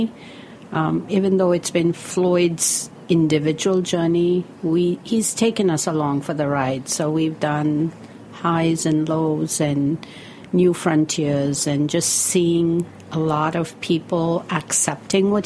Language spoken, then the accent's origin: English; India; moved away as an adult; now in New York, United States; growing up in India